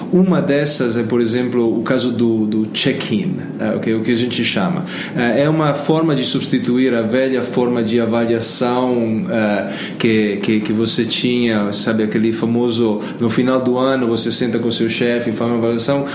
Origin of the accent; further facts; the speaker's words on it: Italy; Portuguese is a second language; now in Brazil; eu sou italiano